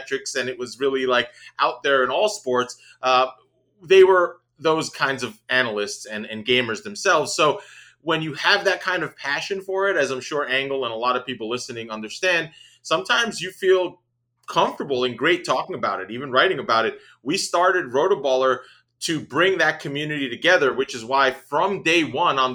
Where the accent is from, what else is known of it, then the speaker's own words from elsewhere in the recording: New York City, New York, United States; growing up in Queens